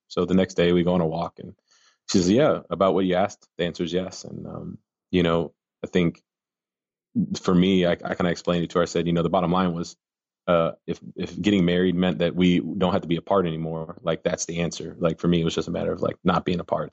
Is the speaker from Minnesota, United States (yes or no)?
yes; Minnesota, United States; now in Arkansas, United States